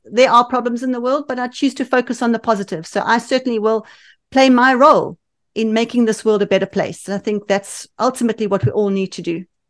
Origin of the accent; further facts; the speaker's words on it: Johannesburg, Gauteng, South Africa; accent: South African; moved away as an adult; now in United Kingdom; we lived in Johannesburg, which has the best climate in the world